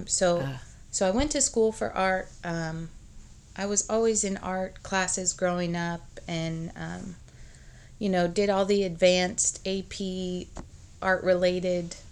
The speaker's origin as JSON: {"language": "English", "town": "Rapid City", "region": "South Dakota", "country": "United States", "tie": "born or raised there", "moved": "as an adult", "lives_now": "Kansas City, United States", "said": "I'm really from South Dakota"}